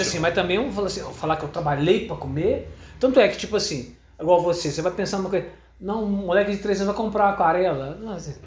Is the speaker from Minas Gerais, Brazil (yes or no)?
yes; interior of Minas Gerais, Brazil; born or raised there; also born or lived in Rio de Janeiro / Belo Horizonte